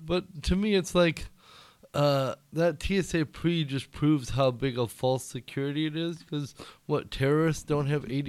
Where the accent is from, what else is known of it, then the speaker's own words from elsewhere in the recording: Minnesota, United States; now in Denver, United States; I grew up in Minnesota, and then I fucking moved.